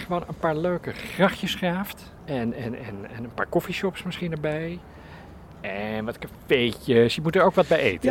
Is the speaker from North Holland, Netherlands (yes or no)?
yes; Amsterdam, North Holland, Netherlands; wij als Amsterdammers